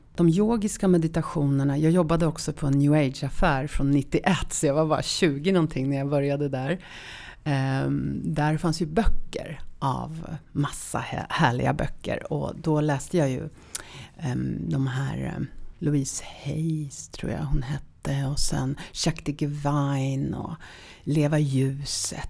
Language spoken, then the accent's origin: Swedish; Sopot, Pomeranian Voivodeship, Poland; now in Sweden; Jag föddes i Polen. Um, sist, slutet precis på 60-talet. Och i en stad som heter Sopot